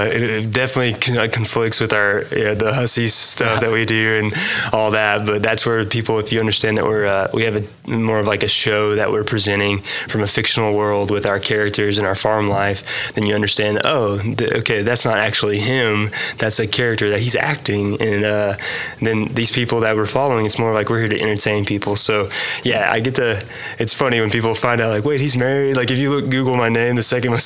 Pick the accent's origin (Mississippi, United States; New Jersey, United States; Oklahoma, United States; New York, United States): Oklahoma, United States; Thomas; I grew up in Thomas, okay. A town of 1,200 people